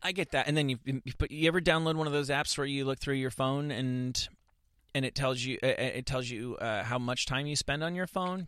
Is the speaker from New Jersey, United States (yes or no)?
yes; suburban New Jersey, United States; also born or lived in Bloomfield, New Jersey; I am from suburban New Jersey